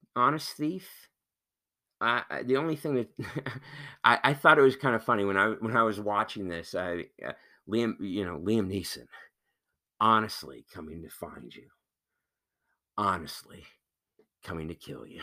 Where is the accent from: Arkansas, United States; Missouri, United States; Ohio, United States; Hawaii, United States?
Missouri, United States; moved away; the same people that I grew up with out in Missouri or, you know, in the Midwest